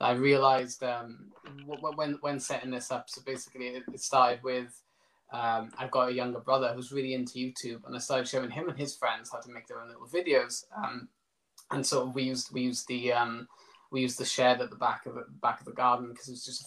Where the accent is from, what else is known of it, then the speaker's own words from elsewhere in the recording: Pencoed, Wales, United Kingdom; I live in Pencode, which is my hometown